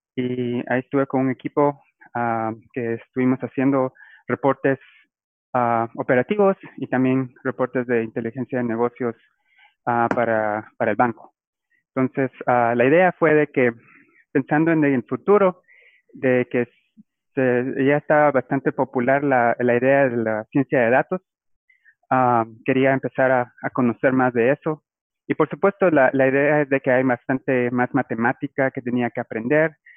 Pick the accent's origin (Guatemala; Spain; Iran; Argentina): Guatemala; Guatemala City, Guatemala Department; moved away as an adult; now in Biloxi, United States; yo ah, soy originario de, Guatemala. Ah, yo crecí en la ciudad